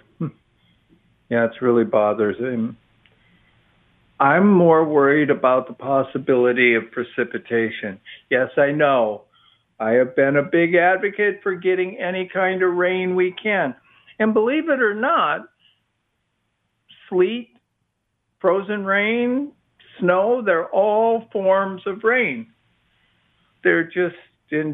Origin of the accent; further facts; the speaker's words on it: Midwest, United States; now in Austin, United States; I grew up in the Midwest